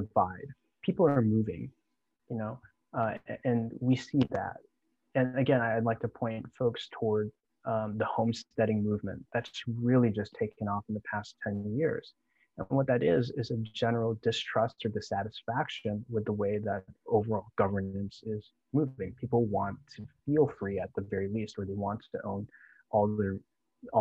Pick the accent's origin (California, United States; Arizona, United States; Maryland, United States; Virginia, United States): Virginia, United States; Northern; moved away as an adult; I was born and raised in Northern Virginia